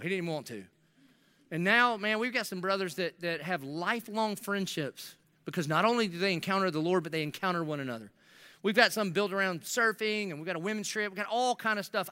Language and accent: English; South Carolina, United States; now in Jacksonville, United States; I'm from South Carolina